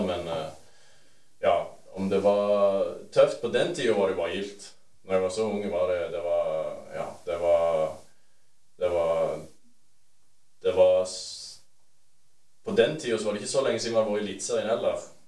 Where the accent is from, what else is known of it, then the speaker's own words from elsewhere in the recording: Bryne, Rogaland, Norway; Jeg er jærbu. Jeg er rett fra Bryne.